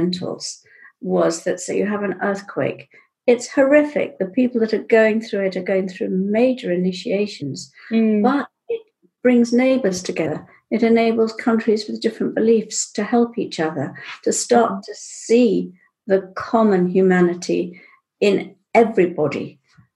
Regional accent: Pakistan; I was born in Pakistan

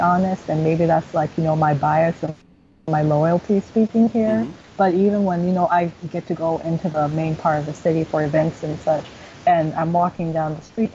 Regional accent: New York, United States; I grew up in New York. I'm a New Yorker born and raised

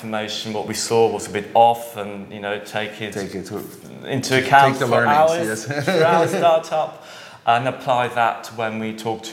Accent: Switzerland; also born or lived in Mexico / Barcelona / London; I'm from Switzerland, half Swiss but half British, however. So I've got a bit of an international background. But I grew up in Switzerland, went through the schooling system here.

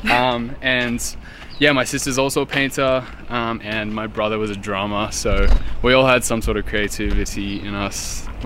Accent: Bundaberg, Queensland, Australia; moved away; Bundaberg. Yeah, yeah, I was born in born in Bundaberg.

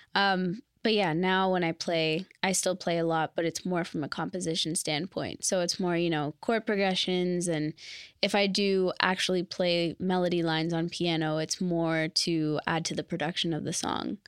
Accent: Brampton, Ontario, Canada; moved away as an adult; now in Toronto, Canada; I was born and raised in Brampton.

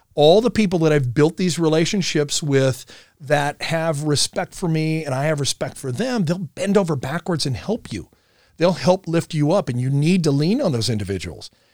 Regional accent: Omaha, Nebraska, United States; I grew up in Millard, and, uh, in this area, as, as a matter of fact, down the street

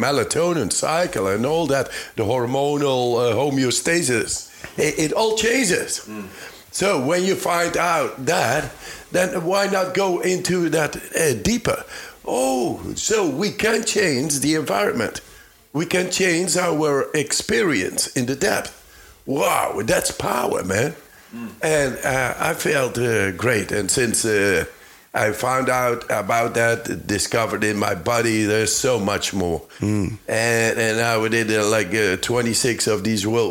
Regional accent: Netherlands; I'm from the Netherlands

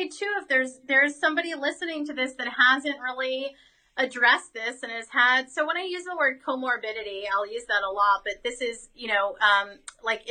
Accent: United States; as an American citizen

